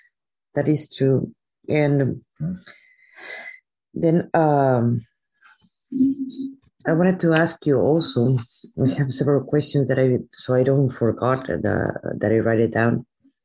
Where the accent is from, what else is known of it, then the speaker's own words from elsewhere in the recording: Veracruz, Mexico; I was raised in Veracruz.